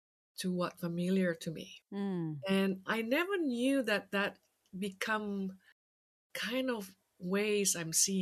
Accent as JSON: {"language": "English", "region": "Jakarta", "country": "Indonesia", "tie": "born or raised there", "moved": "yes", "said": "I grew up in Jakarta, Indonesia."}